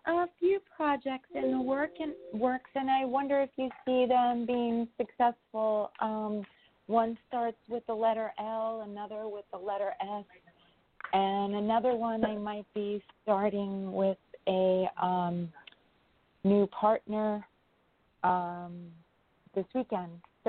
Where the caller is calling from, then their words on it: New York, United States; from New York.